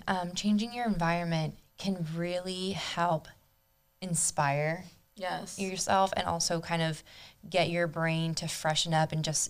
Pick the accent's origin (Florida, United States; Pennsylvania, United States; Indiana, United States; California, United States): Florida, United States; Palm Beach County; also born or lived in Argentina; But I moved here from Argentina when I was 3. Mm-hmm. And then I've lived here in Palm Beach County area my whole life.